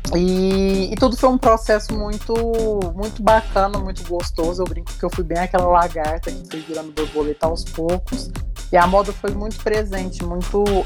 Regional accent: Uberlândia, Minas Gerais, Brazil; Sou de Uberlândia, Minas Gerais

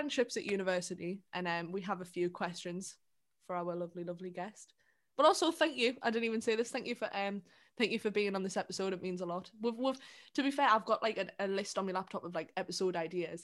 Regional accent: South Shields, North East England, United Kingdom; also born or lived in Sunderland; I'm from South Shields.

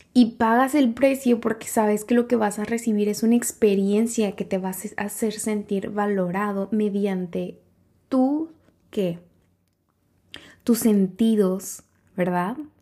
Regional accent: San Cristóbal, Mexico; en San Cristóbal, en mi pueblo natal

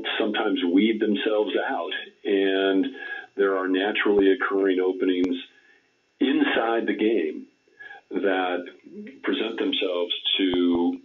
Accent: Southern California, United States; As a young person growing up in Southern California

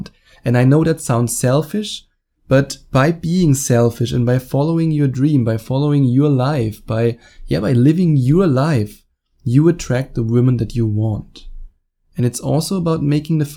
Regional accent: Germany; accent: German; English is a second language; I was born and raised in Germany

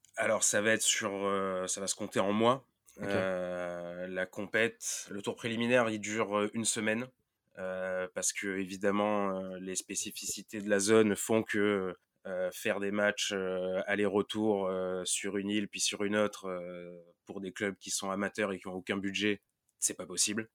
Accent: Marseille, Provence-Alpes-Côte d'Azur, France; je viens de Marseille

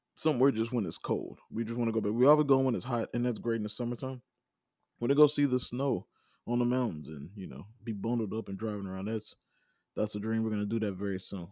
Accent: Vicksburg, Mississippi, United States; also born or lived in Starkville, Mississippi; I'm from Vicksburg, Mississippi, I'll drive around there with no G P S on 'cause I know those streets

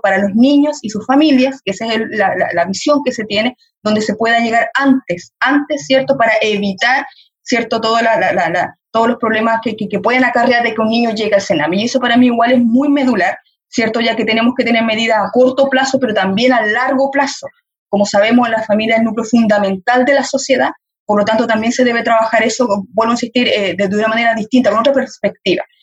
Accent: Chile; como sociedad chilena

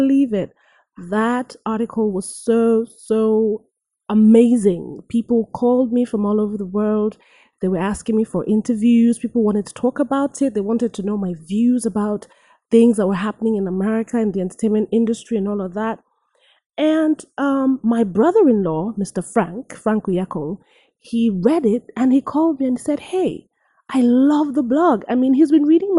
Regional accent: Nigeria; now in United States; I am a Nigerian-born, American-based actress, singer.

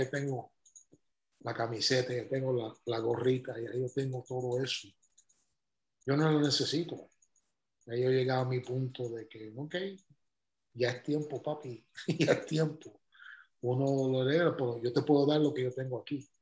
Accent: Cuba; digo, no, soy cubano.

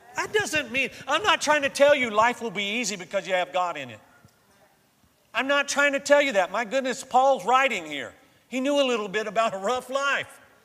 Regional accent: Florida, United States; moved away; I grew up in Florida

